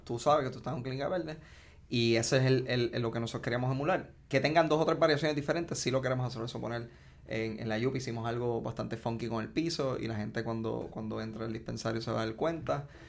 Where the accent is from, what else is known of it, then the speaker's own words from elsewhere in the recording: Ponce, Puerto Rico; soy de Ponce, tengo 33 años, me gradué del Colegio Ponceño.